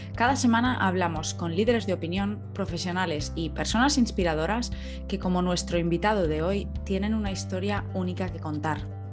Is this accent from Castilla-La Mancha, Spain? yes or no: no; Valencia, Valencian Community, Spain; also born or lived in La Cañada; yo soy de, Valencia Centro de toda la vida. De pequeña sí que viví en La Cañada